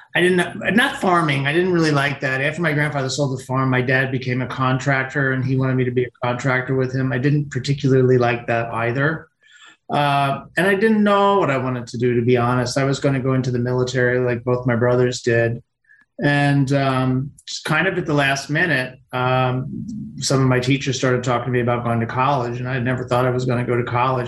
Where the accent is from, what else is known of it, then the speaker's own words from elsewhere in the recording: Pennsylvania, United States; working in Pennsylvania in the wintertime, uh, construction or even milking cows